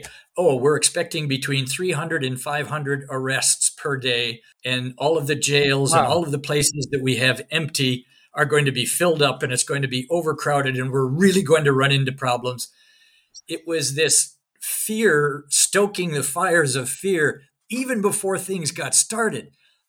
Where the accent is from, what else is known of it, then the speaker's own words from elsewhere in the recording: Scotland, United Kingdom; Can't help you get to Renfield Street because I'm from Northern Scotland. I'm not really from here.